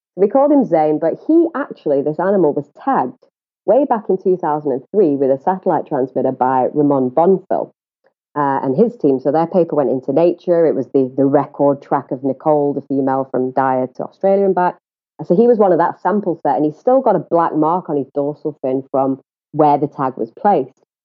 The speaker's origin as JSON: {"language": "English", "region": "England", "country": "United Kingdom", "accent": "northern", "moved": "as an adult", "lives_now": "South Africa", "said": "I hail from the UK"}